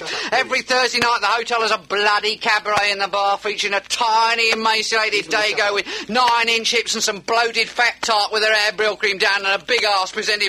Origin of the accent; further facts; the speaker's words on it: London, United Kingdom; ….